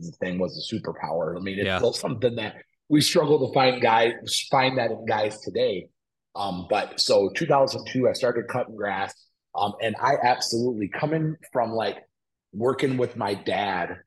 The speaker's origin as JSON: {"language": "English", "town": "Flint", "region": "Michigan", "country": "United States", "tie": "born or raised there", "also_born_or_lived": "Davison, Michigan", "said": "I grew up in Flint, so born and raised north end of Flint"}